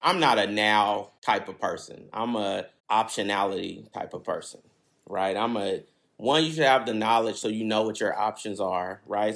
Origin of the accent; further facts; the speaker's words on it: Berkeley, California, United States; I grew up on Ashby, which is like a, basically a highway kind of in Berkeley.